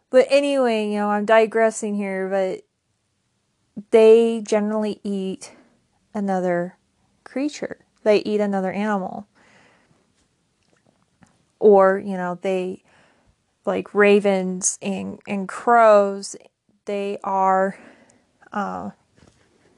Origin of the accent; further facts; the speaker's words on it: United States; I'm from the United States